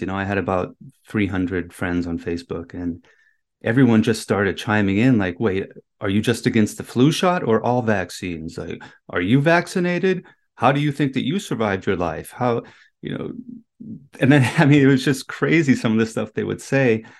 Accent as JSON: {"language": "English", "country": "Germany", "tie": "born or raised there", "moved": "yes", "said": "I was born in Germany"}